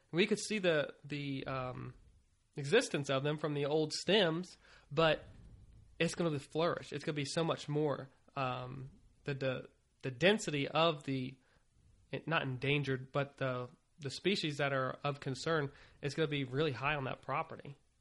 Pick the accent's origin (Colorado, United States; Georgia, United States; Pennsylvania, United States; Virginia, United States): Virginia, United States; moved away; I was from Virginia